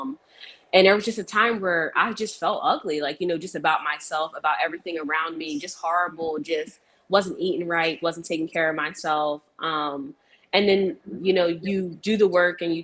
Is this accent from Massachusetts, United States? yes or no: no; New Jersey, United States; I'm from South Jersey